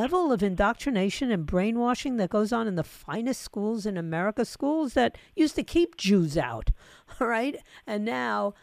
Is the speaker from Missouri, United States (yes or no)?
no; New York, United States; now in Fort Lauderdale, United States; I was born and raised in New York.